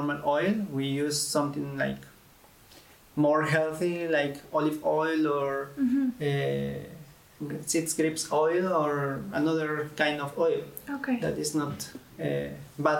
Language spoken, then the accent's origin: English; Tlaxcala, Mexico; moved away as an adult; also born or lived in Egypt / Lebanon; now in Bulgaria; I'm from Mexico, in a small city that is Pisaco in Tlaxcala